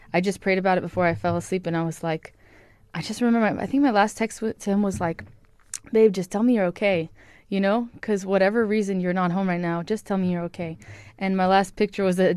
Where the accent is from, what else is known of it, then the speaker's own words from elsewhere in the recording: Honolulu, Hawaii, United States; moved away as an adult; also born or lived in KwaZulu-Natal, South Africa; now in South Africa; I'm from Hawaii in Honolulu.